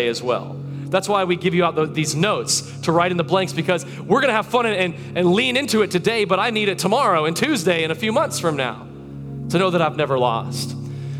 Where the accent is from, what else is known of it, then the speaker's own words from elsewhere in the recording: Tarpon Springs, Florida, United States; She still lives in that house that I grew up in over in Tarpon Springs, Florida.